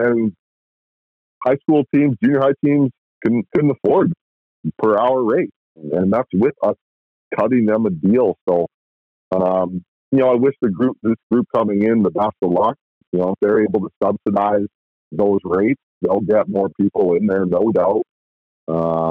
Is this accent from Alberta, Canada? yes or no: yes; Edmonton, Alberta, Canada; also born or lived in Nanaimo; I'm from Edmonton